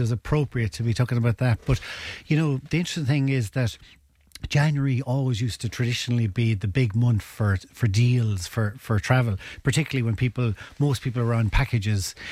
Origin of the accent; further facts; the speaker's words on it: Ennis, Munster, Ireland; I'm originally from Ennis